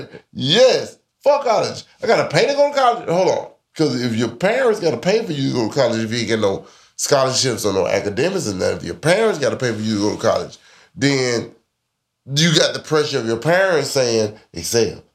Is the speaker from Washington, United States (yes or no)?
no; Birmingham, Alabama, United States; I'm from Birmingham, Murderham